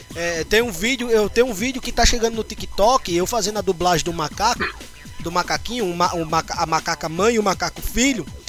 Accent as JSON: {"language": "Portuguese", "town": "São Rafael", "region": "Rio Grande do Norte", "country": "Brazil", "tie": "born or raised there", "also_born_or_lived": "Natal, Rio Grande do Norte", "said": "toda a minha infância e adolescência, até os meus 18 anos, é, eu cresci na cidade, no, no, interior, chamado São Rafael."}